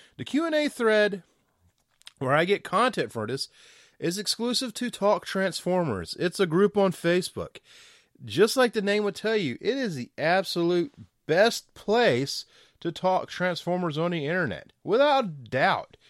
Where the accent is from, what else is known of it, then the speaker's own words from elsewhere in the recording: the South, United States; I'm from the South